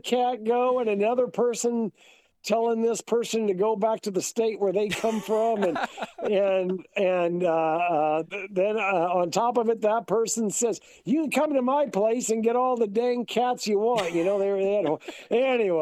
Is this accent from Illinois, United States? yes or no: yes; Brown County, Illinois, United States; now in Kansas, United States; Where I grew up at in Brown County, Illinois, our school's called the Hornets.